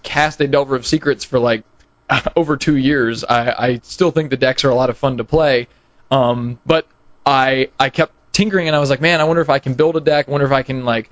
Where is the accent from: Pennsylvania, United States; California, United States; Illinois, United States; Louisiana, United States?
Pennsylvania, United States; moved away as an adult; now in Huntsville, United States; I'm originally from Pennsylvania, but I moved down here when I came to college